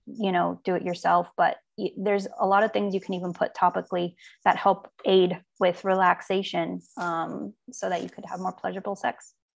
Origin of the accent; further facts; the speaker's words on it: Armenia; now in United States; I was born in Armenia